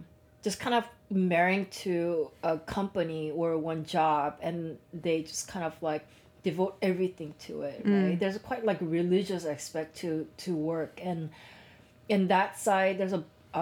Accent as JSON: {"language": "English", "town": "Seattle", "region": "Washington", "country": "United States", "tie": "born or raised there", "moved": "as an adult", "lives_now": "Tokyo, Japan", "said": "I grew up in the States"}